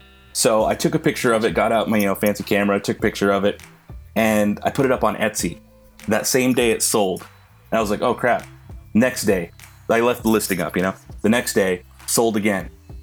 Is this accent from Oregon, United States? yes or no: no; New Mexico, United States; moved away as an adult; now in Las Vegas, United States; I grew up in New Mexico, spent a lot of time out there